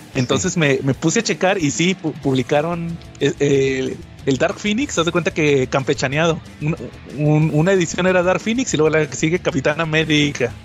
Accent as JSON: {"language": "Spanish", "country": "Mexico", "said": "en México que somos tan nacionalistas"}